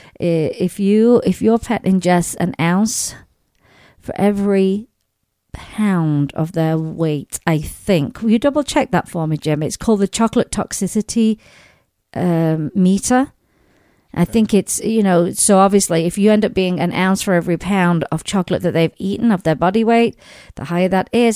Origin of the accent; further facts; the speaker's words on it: Sheffield, Yorkshire and the Humber, United Kingdom; moved away; back in my hometown in England, in Sheffield